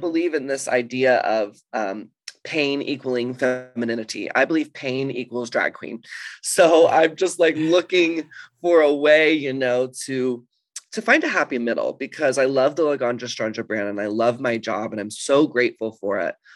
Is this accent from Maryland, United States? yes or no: no; Dallas, Texas, United States; moved away as an adult; also born or lived in Los Angeles; now in London, United Kingdom; I grew up in Texas